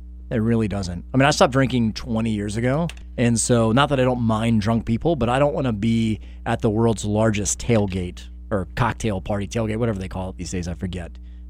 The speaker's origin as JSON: {"language": "English", "town": "Stone Mountain", "region": "Georgia", "country": "United States", "tie": "born or raised there", "said": "I where I grew up in Stone Mountain, Georgia."}